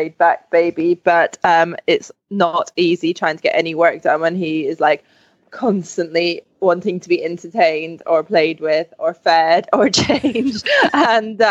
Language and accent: English; England, United Kingdom; I'm English